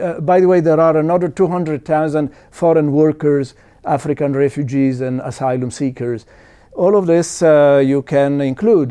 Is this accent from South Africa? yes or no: no; Italy; I was born in Italy.